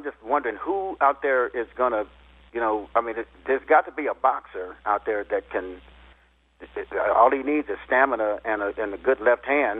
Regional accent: United States; because I'm an American, you know what I mean?

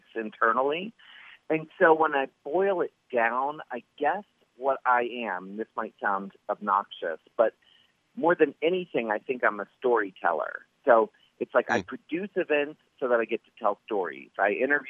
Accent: Maryland, United States; moved away; I was growing up in Maryland

